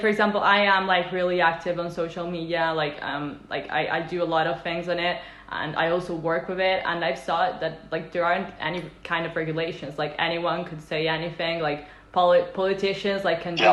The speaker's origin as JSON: {"language": "English", "country": "Italy", "said": "i come from italy"}